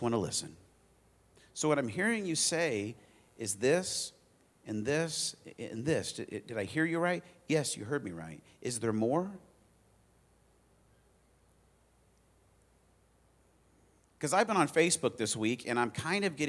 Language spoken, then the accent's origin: English; Arizona, United States; now in Indiana, United States; I grew up in Arizona, moved here